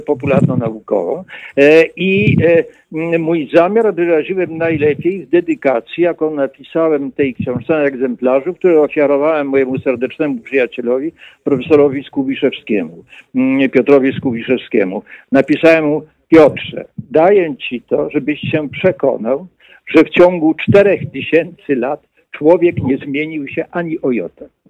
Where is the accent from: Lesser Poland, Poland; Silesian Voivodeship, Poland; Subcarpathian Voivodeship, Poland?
Subcarpathian Voivodeship, Poland; Jasło; Ja się urodziłem pod sam koniec wojny, drugiej wojny światowej, na prowincji polskiej i pod koniec wojny Niemcy, wycofując się z Jasła, bo to było przedmieście Jasła na Podkarpaciu